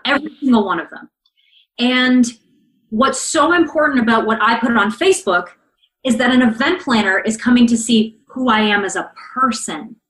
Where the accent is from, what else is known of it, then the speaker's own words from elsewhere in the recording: Canada; So I'm Canadian and I live relatively close to the American border.